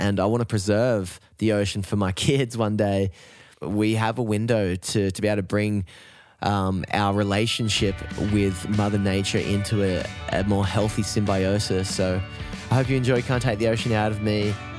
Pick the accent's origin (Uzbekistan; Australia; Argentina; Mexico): Australia; Newcastle, New South Wales; growing up in Newcastle as a surfer